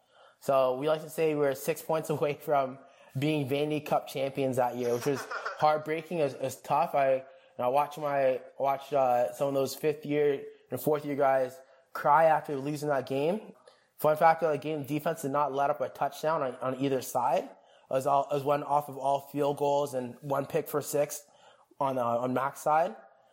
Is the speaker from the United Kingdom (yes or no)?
no; Jamaica; I'm gonna have I am Jamaican, so I'm gonna have oxtail and rice and peas made by my grandma.